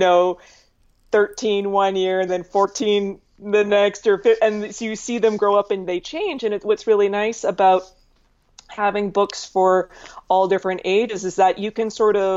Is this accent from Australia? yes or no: no; Calgary, Alberta, Canada; now in Toronto, Canada; I was born in Calgary, Alberta, Canada, on the other side, on the west side of Canada